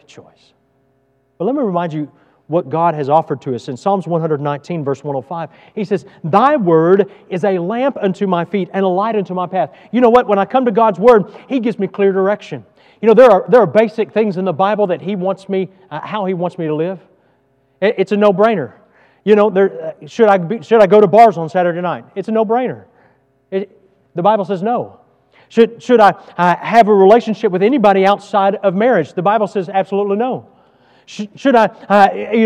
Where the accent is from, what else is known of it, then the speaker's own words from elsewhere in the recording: Texas, United States; moved away as an adult; I'm from Texas and I love Texas